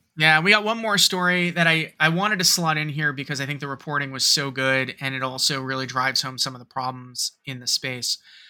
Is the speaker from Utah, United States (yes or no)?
no; New York, United States; also born or lived in Cincinnati, Ohio; I'm from the Metro New York area. I was born and raised here. 9/11 hit home, quite literally.